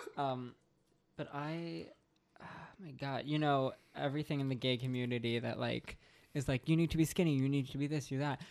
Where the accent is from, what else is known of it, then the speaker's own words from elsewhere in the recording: Long Island, New York, United States; I'm from Long Island